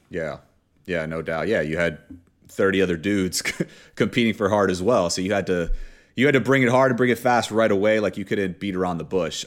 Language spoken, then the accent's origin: English; Miami, Florida, United States; I'm from Miami